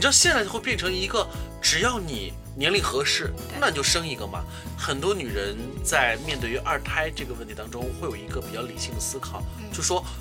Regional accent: China; 这是我们中国人最幸福的

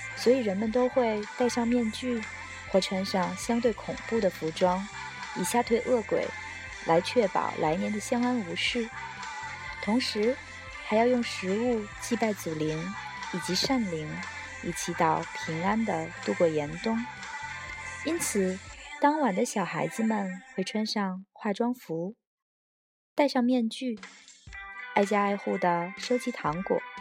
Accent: China; 我们中国人也来过万圣夜一样

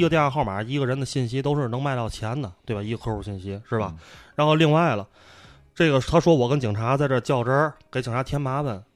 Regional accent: Tianjin, China; 咱们天津人

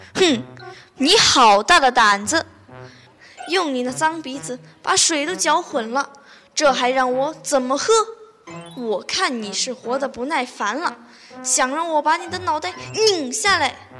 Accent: Yueyang, Hunan, China; 我是来自湖南岳阳的

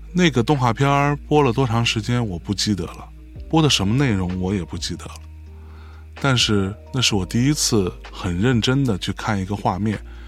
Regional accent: Lianyungang, Jiangsu, China; 我出生和成长在一个海滨城市， 一个小小的，叫做雷云港的地方

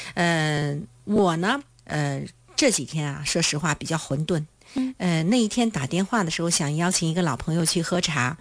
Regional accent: China; 我们中国人

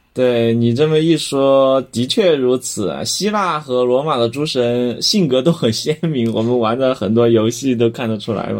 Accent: Chengdu, Sichuan, China; 咱们成都人

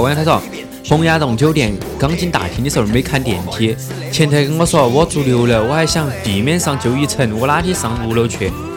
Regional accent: Chongqing, China; 作为一个重庆人

